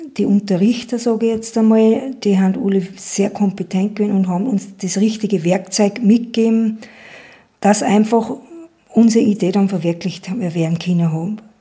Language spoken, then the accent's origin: German; Schärding, Upper Austria, Austria; bin aus Scherding